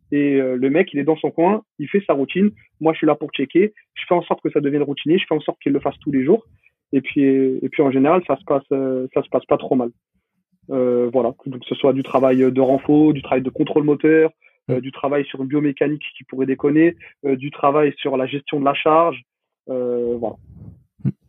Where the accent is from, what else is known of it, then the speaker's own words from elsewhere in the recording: Paris, Île-de-France, France; je suis, parisien, je suis de Paris.